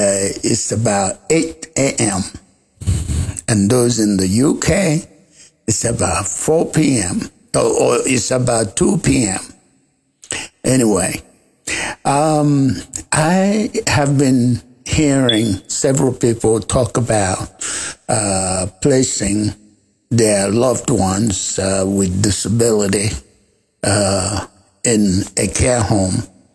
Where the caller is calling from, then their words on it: South Sudan; I'm calling in from South Sudan.